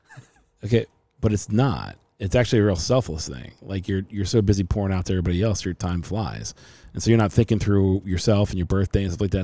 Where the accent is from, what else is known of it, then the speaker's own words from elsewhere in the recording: Cincinnati, Ohio, United States; now in Arizona, United States; I'm from Cincinnati, Ohio originally.